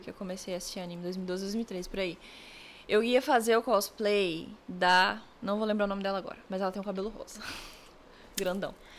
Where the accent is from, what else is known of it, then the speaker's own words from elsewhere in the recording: Brasília, Federal District, Brazil; eu sou de Brasília